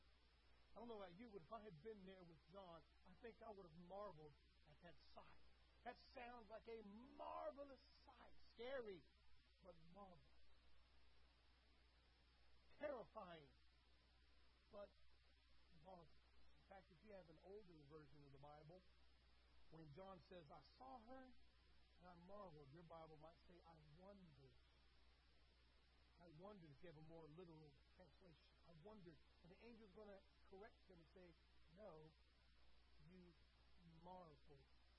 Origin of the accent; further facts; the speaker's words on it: Berlin, Germany; I grew up around the Berlin Wall, saw it, got to touch it, got to feel it, saw enemy troops on top of it.